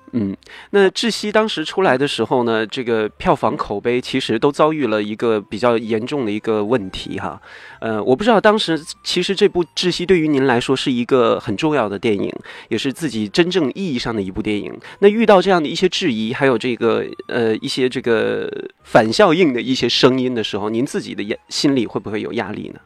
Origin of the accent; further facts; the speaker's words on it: Northeast China, China; 我就是个东北人了